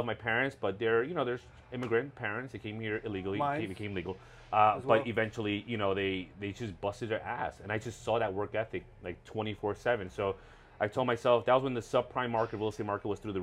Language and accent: English; New York City, New York, United States; moved away as an adult; also born or lived in Ecuador (ancestry); now in Miami, United States; originally born and raised New York City